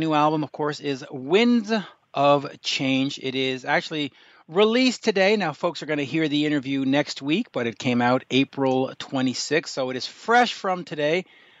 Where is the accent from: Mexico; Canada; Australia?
Canada; also born or lived in United Kingdom; I'm Canadian.